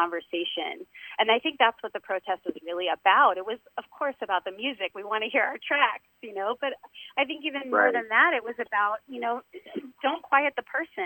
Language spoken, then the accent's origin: English; Washington, District of Columbia, United States; also born or lived in Dayton, Ohio; now in Los Angeles, United States; I spent my childhood in D.C.